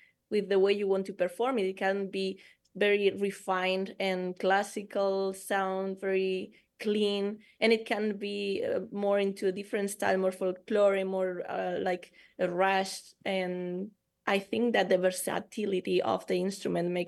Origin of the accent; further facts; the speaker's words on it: Eibar, Basque Country, Spain; my hometown in Spain. It's called Eibar. It's a small city in the Basque Country